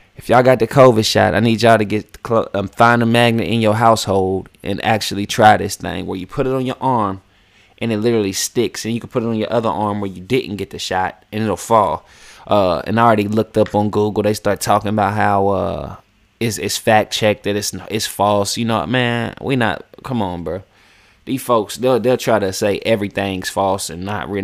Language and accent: English; West Virginia, United States; moved away as an adult; now in Atlanta, United States; I grew up in West Virginia